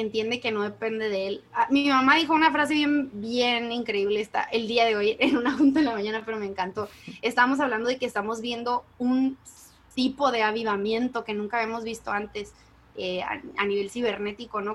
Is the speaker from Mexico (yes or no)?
yes; Mexico; yo soy como buena mexicana del 95